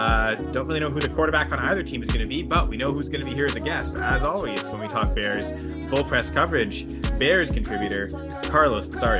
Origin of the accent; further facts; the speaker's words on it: Canada; Because I'm Canadian.